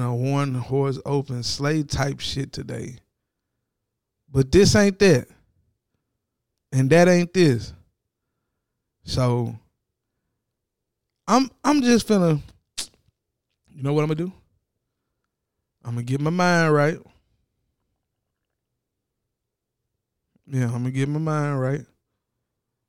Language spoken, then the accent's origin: English; Tennessee, United States; I'm from Tennessee.